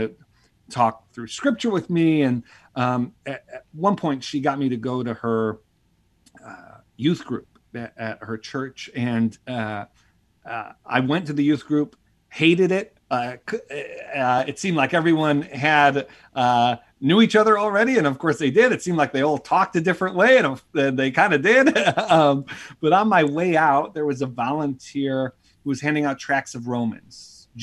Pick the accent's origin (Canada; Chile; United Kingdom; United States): United States; Buffalo, New York; I grew up in Buffalo, New York, and grew up in a big Italian Catholic family